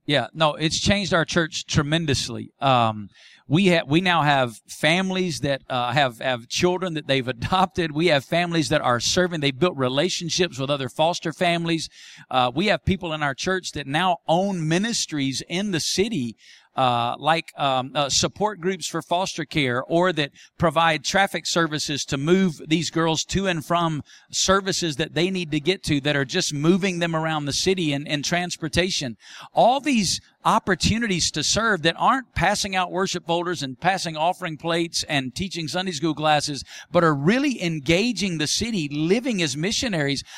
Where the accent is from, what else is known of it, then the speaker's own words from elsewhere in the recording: Muscle Shoals, Alabama, United States; now in Las Vegas, United States; my hometown of Muscle Shoals, Alabama, where I grew up